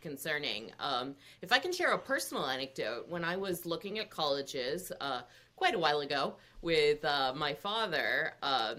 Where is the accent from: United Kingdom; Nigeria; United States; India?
India; I'm Indian. Lots of Indian men become engineers